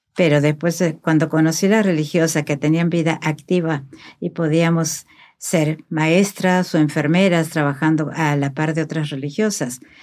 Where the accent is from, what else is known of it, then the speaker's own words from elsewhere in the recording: Argentina; moved away; soy argentina